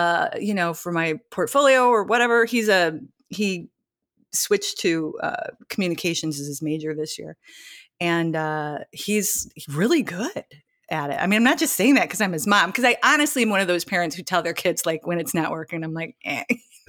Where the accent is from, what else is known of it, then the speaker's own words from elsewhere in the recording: Michigan City, Indiana, United States; I grew up on the north, like the very northern border of Indiana and Michigan City, Indiana.